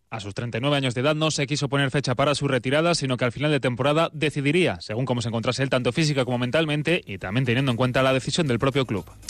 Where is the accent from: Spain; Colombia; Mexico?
Spain; Oviedo, Asturias; mi ciudad, de mi tierra, donde me crié como niño